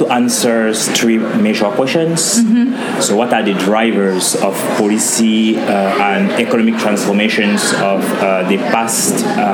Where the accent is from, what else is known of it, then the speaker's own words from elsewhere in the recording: Cameroon; now in Anchorage, United States; I was born in Cameroon, which is usually called Africa in miniature.